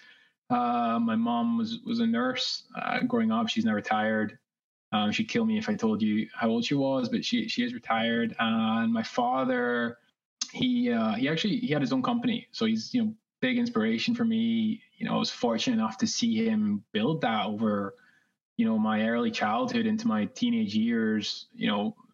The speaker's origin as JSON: {"language": "English", "region": "Scotland", "country": "United Kingdom", "tie": "born or raised there", "also_born_or_lived": "New York, United States", "moved": "as an adult", "lives_now": "Los Angeles, United States", "said": "Originally from Scotland, if you can tell from my accent"}